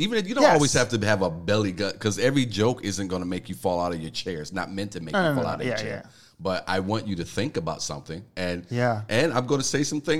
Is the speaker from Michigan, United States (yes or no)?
yes; Detroit, Michigan, United States; I'm from fucking Detroit